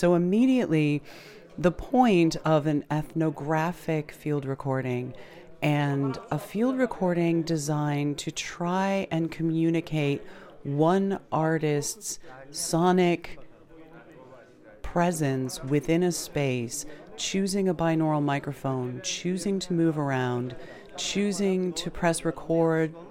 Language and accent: English; United States; growing up in the United States